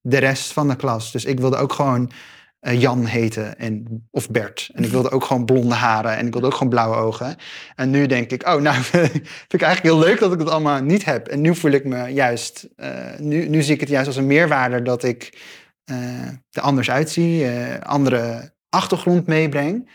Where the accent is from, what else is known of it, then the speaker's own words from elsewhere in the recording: Gelderland, Netherlands; ik ben opgegroeid in Gelderland, in een klein stadje